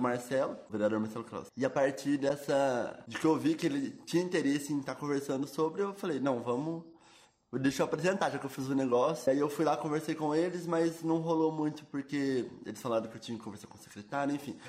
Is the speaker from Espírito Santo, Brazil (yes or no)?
no; Itajubá, Minas Gerais, Brazil; Nasci aqui em Itajubá. Nos dois primeiros anos eu morei em Fimboreira, que é uma cidade próxima aqui, no interior de Minas também. E aí, é, desde os meus dois anos eu moro no bairro do Reborgeon, aqui em Itajubá.